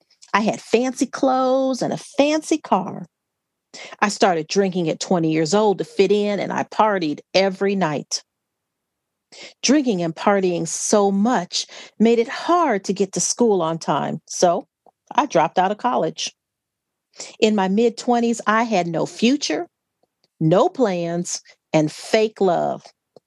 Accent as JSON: {"language": "English", "town": "Gary", "region": "Indiana", "country": "United States", "tie": "born there", "said": "So they married, and I was born in Gary, Indiana."}